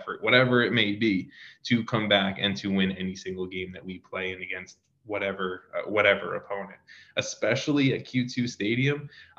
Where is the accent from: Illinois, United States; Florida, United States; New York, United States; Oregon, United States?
New York, United States; I have a friend who I grew up with in New York.